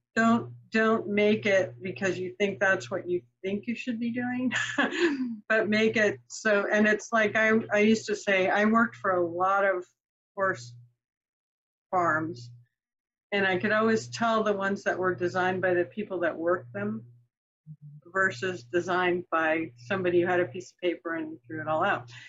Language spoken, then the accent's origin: English; Marin County, California, United States; I grew up in Marin County, California, which is the county just north of the Golden Gate Bridge